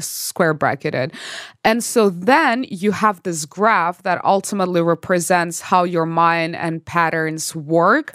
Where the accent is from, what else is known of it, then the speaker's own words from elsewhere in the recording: Belarus; moved away as an adult; also born or lived in Canada; now in Los Angeles, United States; I'm originally from Belarus, went to Canada to study chemical engineering.